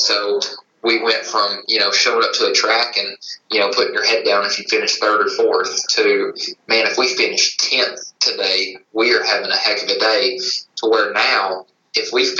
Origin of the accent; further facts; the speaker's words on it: East Tennessee, United States; I'm born and raised in East Tennessee. Still living here today